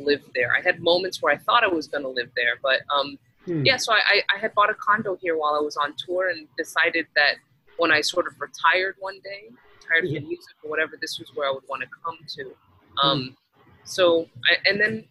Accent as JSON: {"language": "English", "region": "Texas", "country": "United States", "tie": "born or raised there", "moved": "yes", "said": "I grew up in Texas"}